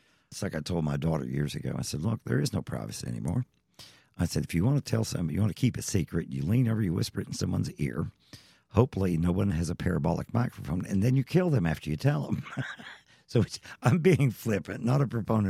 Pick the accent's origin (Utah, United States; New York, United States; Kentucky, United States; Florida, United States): Kentucky, United States; Eastern; I'm from Eastern Kentucky